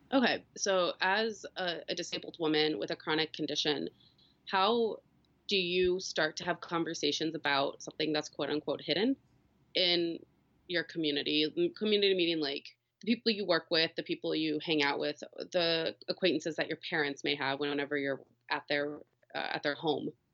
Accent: Missouri, United States; also born or lived in Michigan; I'm from Missouri currently live here, but uh, am going to school in Michigan

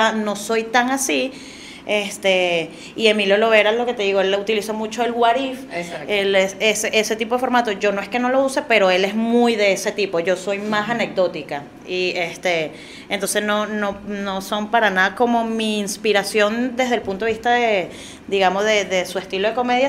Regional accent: Caracas, Capital District, Venezuela; yo también ahora siendo caraqueña

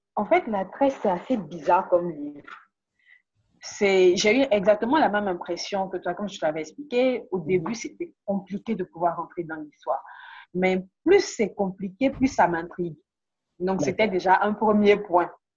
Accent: Côte d’Ivoire; en tant qu'ivoirien

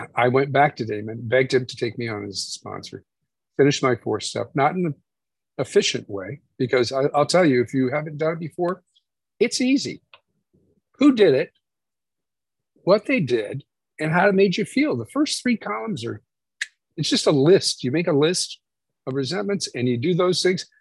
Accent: Indiana, United States; I'm from Indiana.

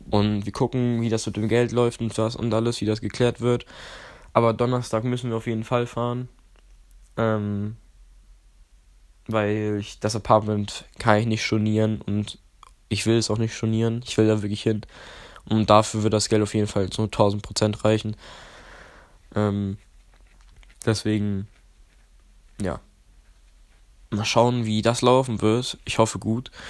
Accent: Poland; now in Germany; Weil ich komme ja ursprünglich aus Polen. Meine Mom und mein Dad kommen beide aus äh, Stettin.

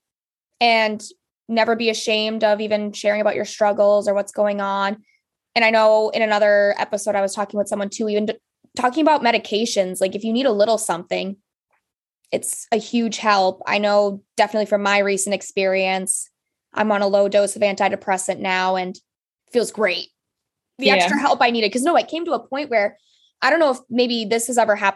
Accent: Upper Peninsula of Michigan, United States; I'm from the Upper Peninsula of Michigan by Lake Superior

